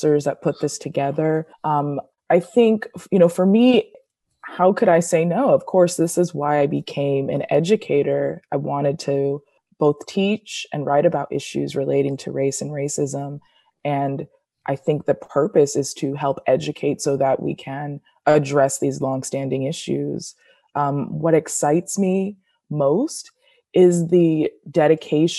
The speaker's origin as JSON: {"language": "English", "town": "Rowland Heights", "region": "California", "country": "United States", "tie": "born or raised there", "said": "I am from Roland Heights, Southern California, which is in LA County, a small town"}